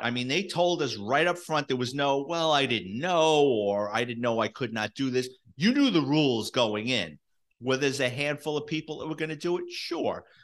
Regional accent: New York City, New York, United States; me growing up in the Bronx in New York City in the seventies and eighties

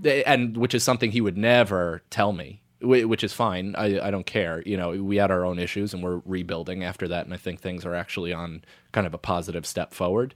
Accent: United States; also born or lived in West Point, New York; grew up right outside of West Point for the first nine years of my life

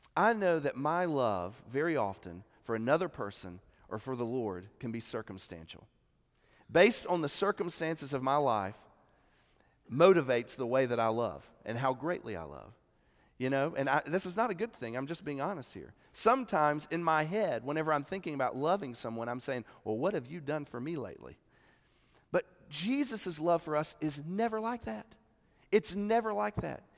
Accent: Columbia, South Carolina, United States; I'm from South Carolina

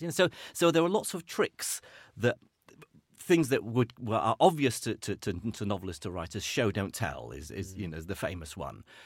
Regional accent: Iraq; moved away; I grew up in Iraq

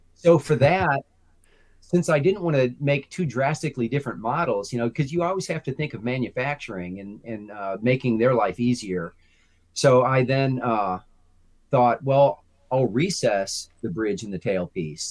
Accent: Chicago, Illinois, United States; moved away as an adult; I'm from the Chicagoland area.

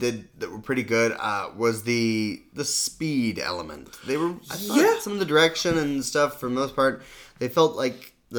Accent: Nashville, Tennessee, United States; I'm from Nashville, Tennessee, and there's a part of town that I'm very close to being from that is Green Hills.

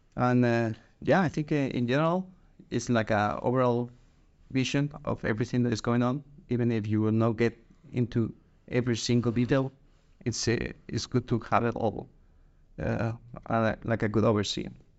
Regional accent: Guatemala; moved away as an adult; now in Denmark; I'm originally from Guatemala, but I have been living in Denmark for

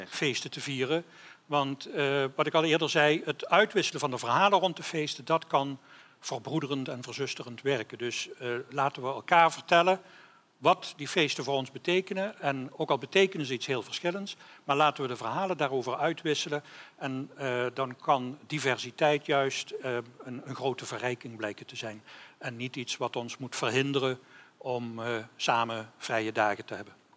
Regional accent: Limburg, Netherlands; ik, ik ben Limburger

